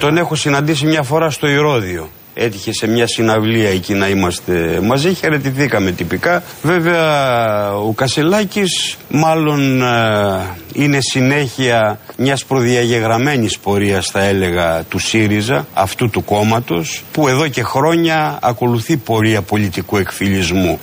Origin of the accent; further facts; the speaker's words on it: Lamia, Central Greece, Greece; now in Athens, Greece; στη Λαμία, στην πατρίδα μου που ήμουν και εκεί υποψήφιο